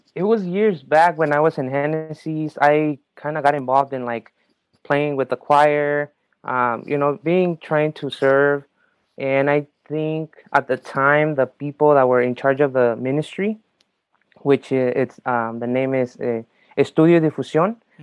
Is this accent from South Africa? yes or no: no; Mexico; moved away; I was born in Mexico.